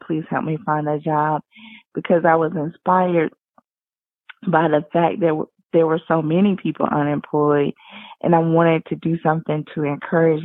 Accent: Wilmington, North Carolina, United States; I was raised a Christian in Wilmington, North Carolina

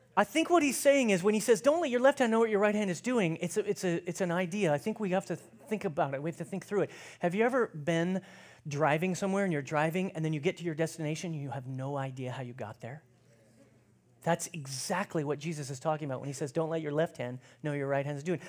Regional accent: United States; as American Christians

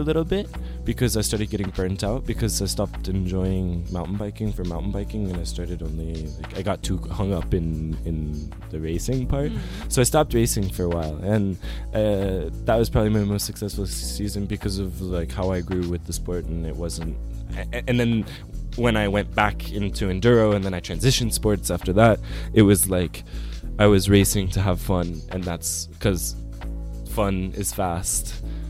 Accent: Flagstaff, Arizona, United States; Because some people, I think, like the community I grew up with in Flagstaff, the group of friends that I had, we weren't necessarily rule followers

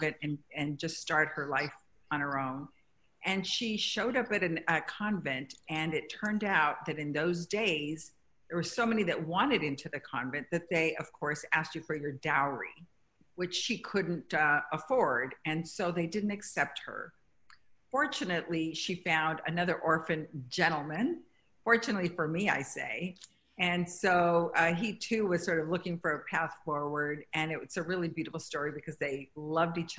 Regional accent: Guadalajara, Jalisco, Mexico, California, United States; I was born, as you aptly mentioned, Guadalajara, Jalisco, Mexico

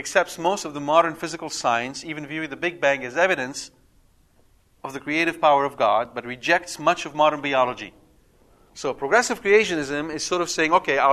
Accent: Canada; I'm Canadian. Yes, a Canadian.

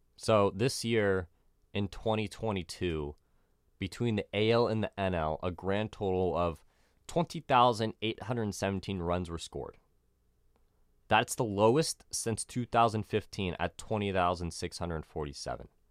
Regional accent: San Diego, California, United States; I'm from San Diego

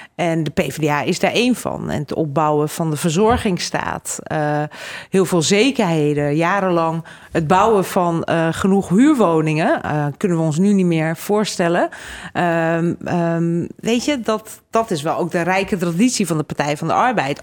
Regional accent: Utrecht, Netherlands; also born or lived in Hungary / Groningen / Brussels; en toen ik één was naar Nederland gekomen, in Utrecht opgegroeid

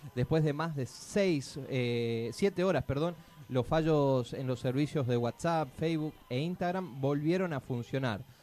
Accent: Misiones, Argentina; los misioneros vamos a votar

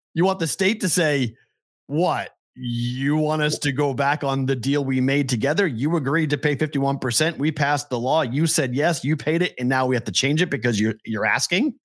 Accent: Massachusetts, United States; now in Las Vegas, United States; my home state

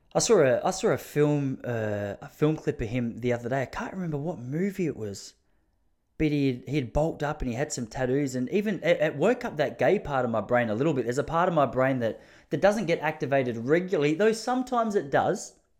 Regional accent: Traralgon, Victoria, Australia; I'm from Traralgon. Please understand, that's country of Victoria.

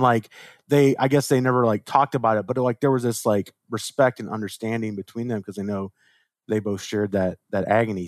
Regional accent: Chicago, Illinois, United States; as a kid, growing up in Chicago, uh, late eighties, early nineties

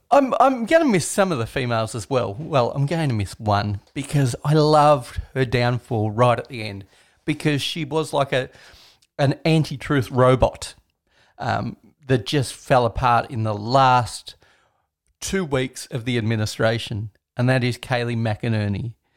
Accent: Australia; as an Australian

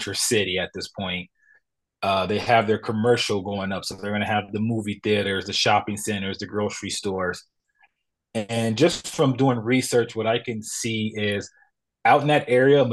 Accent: Los Angeles, California, United States; now in Denver, United States; I grew up in California, grew up in Los Angeles

